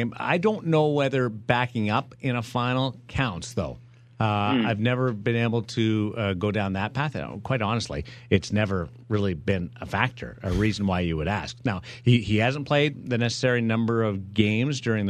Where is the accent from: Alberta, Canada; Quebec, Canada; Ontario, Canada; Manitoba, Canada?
Manitoba, Canada; Brandon; moved away; I grew up with in Brandon